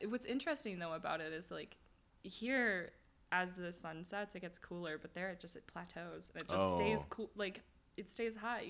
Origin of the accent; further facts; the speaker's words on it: Mesa, Arizona, United States; I was born in Mesa.